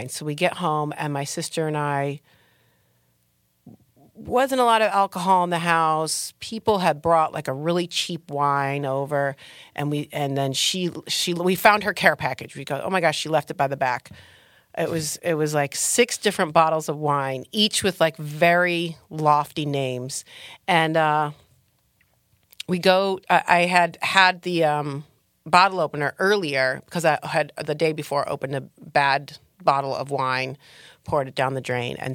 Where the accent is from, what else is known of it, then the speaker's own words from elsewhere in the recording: Trenton, Michigan, United States; now in Los Angeles, United States; I'm from south of Detroit, Trenton, uh-huh. Michigan, uh-huh. suburbs of Detroit.